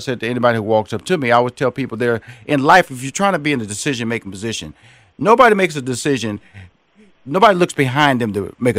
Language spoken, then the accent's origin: English; Houston, Texas, United States; That's my hometown. I have a home in Atlanta. I have a home in Houston. Born and raised in Houston.